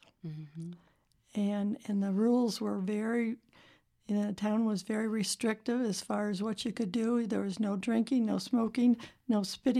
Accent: Zion, Illinois, United States; now in Las Vegas, United States; I grew up in Zion, Illinois

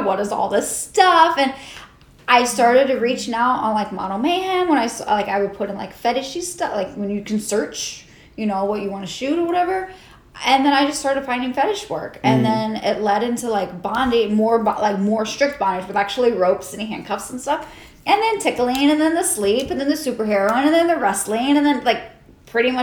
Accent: Ohio, United States; moved away as an adult; now in Texas, United States; I'm originally from Ohio

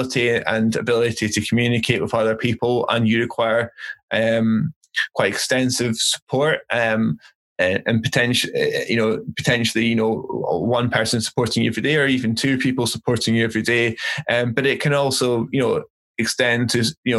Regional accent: Aberdeen, Scotland, United Kingdom; I grew up in Aberdeen

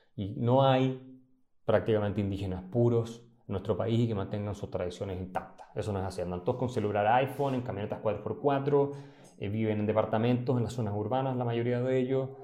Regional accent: Chile

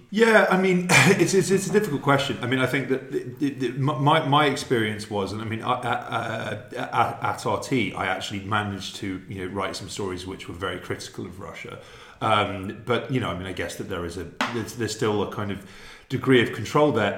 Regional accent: London, United Kingdom; moved away as an adult; now in Serbia; I was born in London. I lived there for thirty years

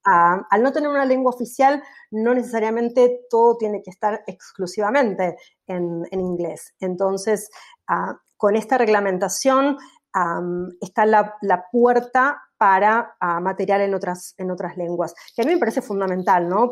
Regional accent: Argentina; moved away; cómo somos los argentinos

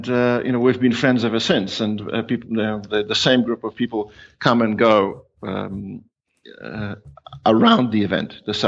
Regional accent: Australia; also born or lived in New Zealand; I'm Polish ethnically. I have roots, as it's called. But for all intents and purposes, I'm Australian. Although I spent 18 years in New Zealand, and in aggregate, probably a year in India and 2 years in Hong Kong

